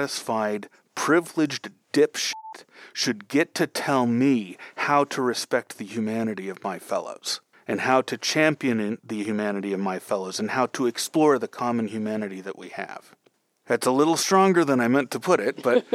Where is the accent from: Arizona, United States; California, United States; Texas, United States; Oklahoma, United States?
California, United States; San Francisco; I'm from San Francisco